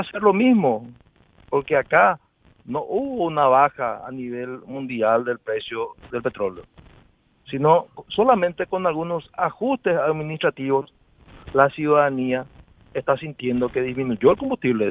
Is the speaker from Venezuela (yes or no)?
no; Paraguay; yo soy de Villalles